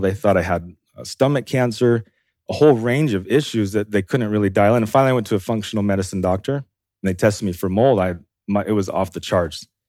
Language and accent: English; Idaho, United States; I'm from Idaho